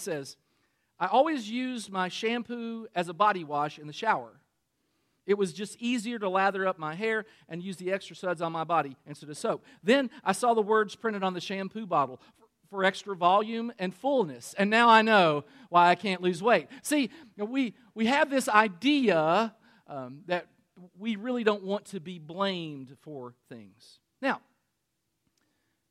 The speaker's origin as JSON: {"language": "English", "region": "Kentucky", "country": "United States", "said": "I'm from Kentucky. We got a lot of cousins"}